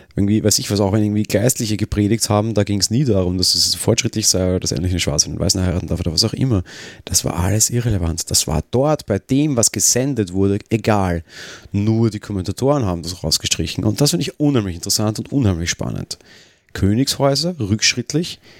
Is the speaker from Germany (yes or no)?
no; Austria; als Österreicher